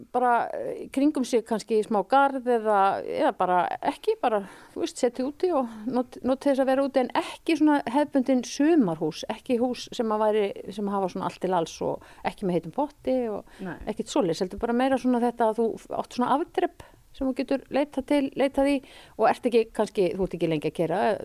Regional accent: Mývatnssveit, Northeastern Region, Iceland; also born or lived in Reykjavík / Kjarnanes; now in Svalbarðseyri, Iceland; ég er úr Mývasett. Ég er fætt á uppelni Mývasett

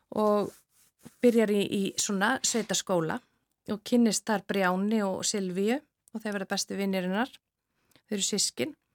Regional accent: Akureyri, Northeastern Region, Iceland; also born or lived in Reykjavík; ég er alveg upp á Akureyri, efst á, á brekkunni

